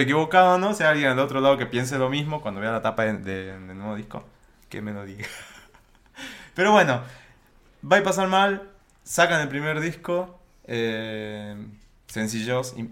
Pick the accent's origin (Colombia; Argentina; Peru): Argentina; yo soy de acá